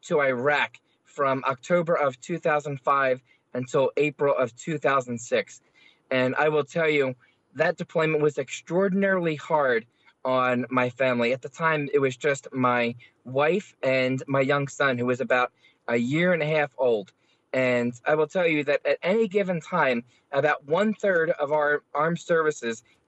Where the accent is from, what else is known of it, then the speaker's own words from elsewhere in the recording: Philadelphia, Pennsylvania, United States; I grew up in South Philadelphia